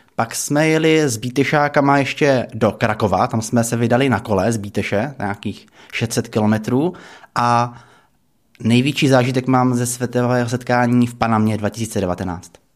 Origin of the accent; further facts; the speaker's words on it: Czechia; tam jsme byli Češi dohromady se Slováky